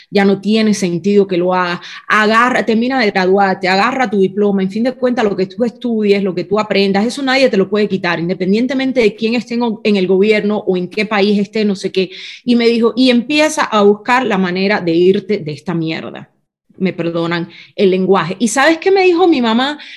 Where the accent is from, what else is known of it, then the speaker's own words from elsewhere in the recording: Cuba; moved away as an adult; la familia del que era mi esposo, con el que yo salí de Cuba, que ya estaban todos fuera de Cuba, nos tuvieron que mantener a nosotros.